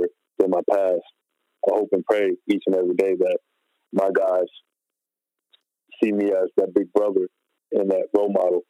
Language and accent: English; New York, United States; growing up in New York